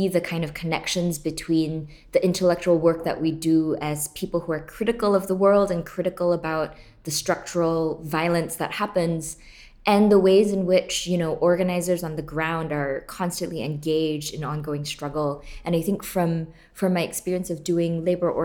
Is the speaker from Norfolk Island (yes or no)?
no; Singapore; moved away as an adult; now in United States; I grew up in Singapore, born and raised, and left to the US when I was 19.